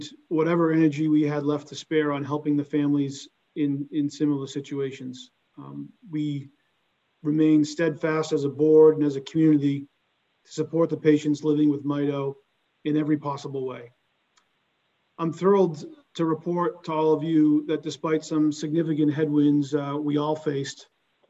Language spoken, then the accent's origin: English; Boston, Massachusetts, United States; accent: thick Boston; a Boston area native